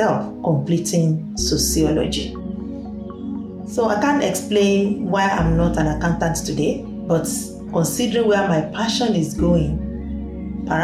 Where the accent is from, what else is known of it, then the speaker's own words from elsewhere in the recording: Ibadan, Oyo, Nigeria; moved away as an adult; now in Sydney, Australia; I'm originally from Nigeria in West Africa. I migrated to Australia in 1999. I was born in Ibadan. It's in western part of Nigeria.